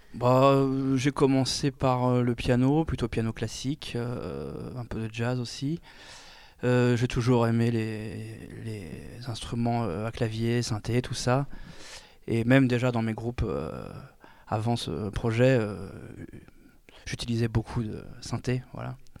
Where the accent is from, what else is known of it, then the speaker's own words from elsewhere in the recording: Orléans, Centre-Val de Loire, France; now in Tours, France; je vis à Tours, je viens de Orléans